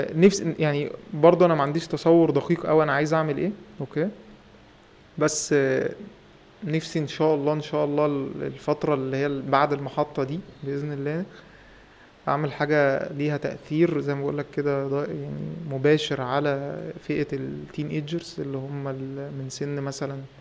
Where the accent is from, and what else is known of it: Egypt